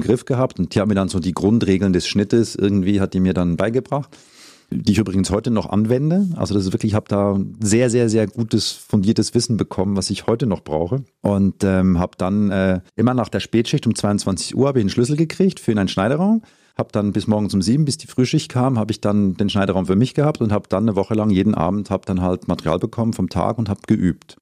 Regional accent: Zurich, Switzerland; moved away as an adult; now in Germany; ich bin in Zürich geboren und aufgewachsen und habe mich dann vor ein paar Jahren entschieden, meinen Weg nach Deutschland zu machen

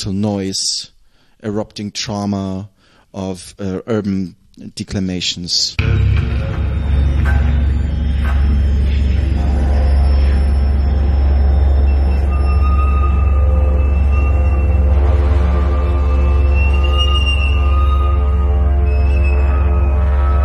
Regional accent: Southern Germany, Germany; moved away; also born or lived in Nuremberg / Essen / Berlin; the environment that I grew up with in Southern Germany is heavily consists of nature

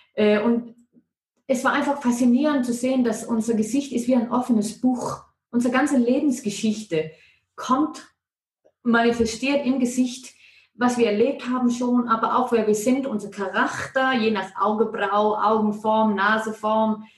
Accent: Denmark; German is a second language; moved away as an adult; now in Ilanz, Switzerland; wenn irgendetwas komisch tönt mit meinem Deutsch, ist es, weil ich bin Dänin, obwohl dass ich schon 20 Jahre hier

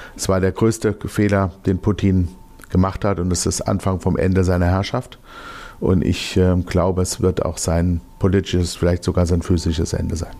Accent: Germany; Wir als Deutsche

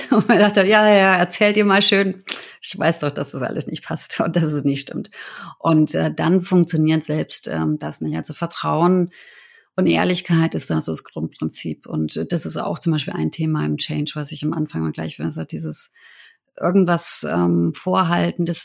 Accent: Germany; also born or lived in New York / Beijing / Shanghai; Meine Eltern sind ja Ungarn. Ich bin in Deutschland geboren und aufgewachsen.

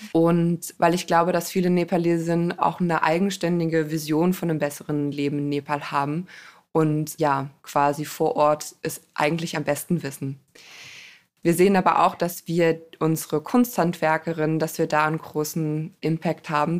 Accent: Germany; ich bin selber im Rhein-Gemeingebiet groß geworden

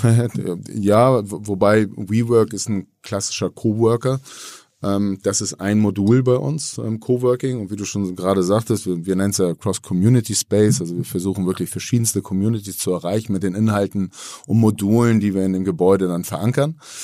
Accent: Hamburg, Germany; alle sind hier schon geboren in Hamburg

